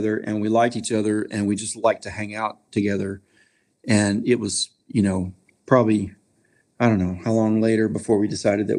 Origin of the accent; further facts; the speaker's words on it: North Carolina, United States; now in Nashville, United States; I'm originally from North Carolina.